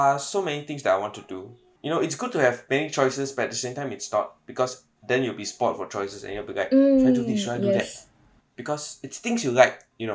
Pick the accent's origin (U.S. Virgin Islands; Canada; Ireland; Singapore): Singapore; I'm a Singaporean